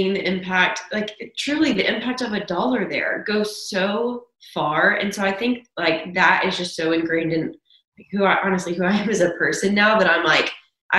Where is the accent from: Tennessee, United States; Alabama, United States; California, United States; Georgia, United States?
Tennessee, United States; Williamson County; growing up in Williamson County, where everyone is so affluent